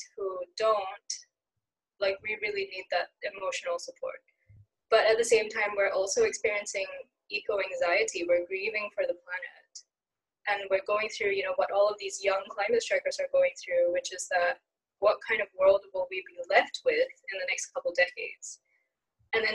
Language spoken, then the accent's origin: English; Singapore; moved away as an adult; also born or lived in Sweden; growing up in Singapore